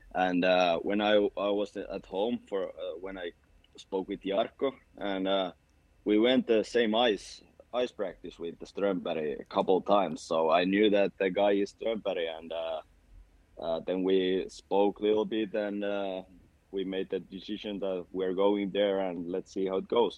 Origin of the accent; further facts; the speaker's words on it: Tampere, Pirkanmaa, Finland; English is a second language; moved away as an adult; now in Sweden; I'm from that town. That's that is my hometown